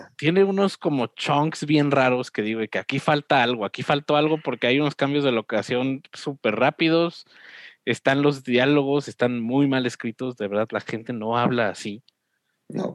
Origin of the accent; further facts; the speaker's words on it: Mexico